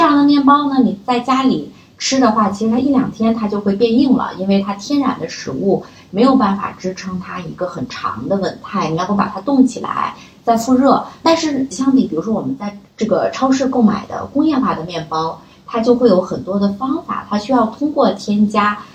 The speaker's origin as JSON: {"language": "Chinese", "country": "China", "said": "过往的我们中国人的智慧里面"}